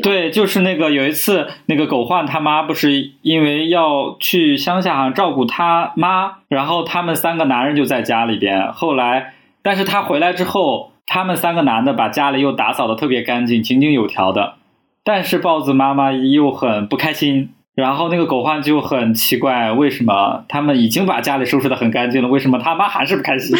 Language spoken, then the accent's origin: Chinese; northern China, China; moved away; 我们北方